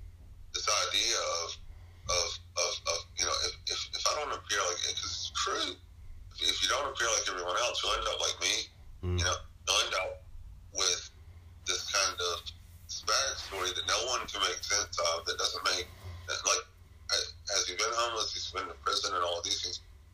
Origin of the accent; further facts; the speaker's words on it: Memphis, Tennessee, United States; and I'm growing up in Memphis going, damn, if I had been around back then